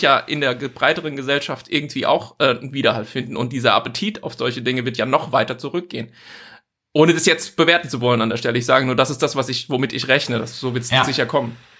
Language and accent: German; Germany; als Deutsche